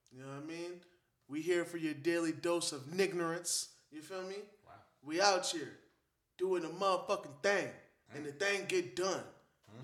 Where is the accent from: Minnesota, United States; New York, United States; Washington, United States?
New York, United States; As a New Yorker and a fan of all New York music